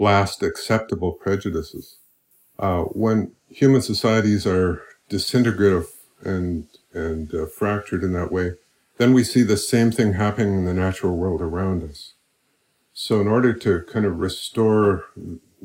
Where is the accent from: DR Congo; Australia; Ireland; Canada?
Canada; Saskatchewan; moved away as an adult; now in Molokai, United States; I was born and raised in Saskatchewan. I've lived there all my life